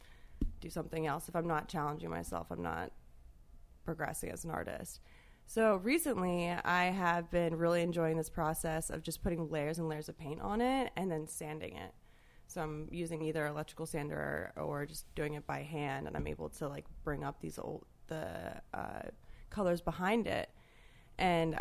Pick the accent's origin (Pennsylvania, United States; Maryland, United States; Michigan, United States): Maryland, United States; Baltimore; moved away as an adult; also born or lived in Savannah, Georgia; Baltimore, Maryland, and I went to an all-girls high school there, and was there until I went to college in Savannah, Georgia, in the South